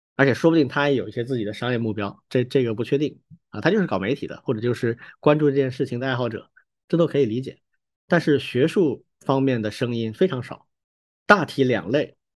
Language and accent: Chinese; Wuhan, Hubei, China; first language Chinese; 我是武汉人啊，我武大的